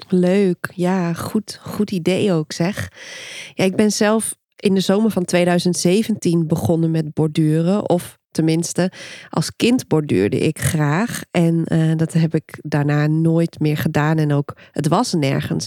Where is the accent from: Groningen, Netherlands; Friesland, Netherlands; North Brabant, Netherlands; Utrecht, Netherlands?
Friesland, Netherlands; Dokkum; Ik kom uit Dokkum, Noordoost-Friesland.